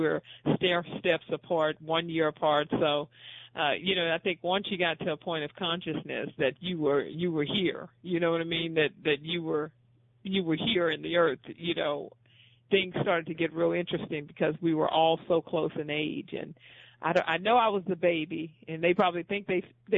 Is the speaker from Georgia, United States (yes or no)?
no; Houston, Texas, United States; I grew up in Houston, Texas